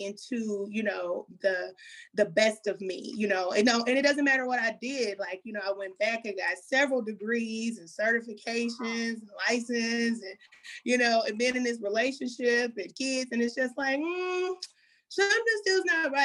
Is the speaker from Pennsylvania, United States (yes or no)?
no; Kansas City, Missouri, United States; I'm from Kansas City, Missouri, born and raised